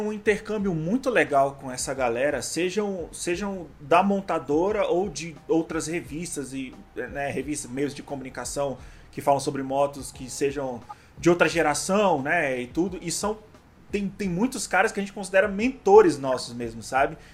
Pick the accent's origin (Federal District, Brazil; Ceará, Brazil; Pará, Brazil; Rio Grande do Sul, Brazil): Federal District, Brazil; Brasília; somos de Brasília